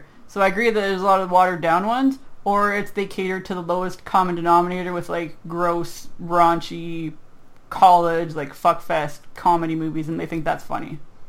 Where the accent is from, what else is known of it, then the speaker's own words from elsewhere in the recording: Canada; I'm Canadian.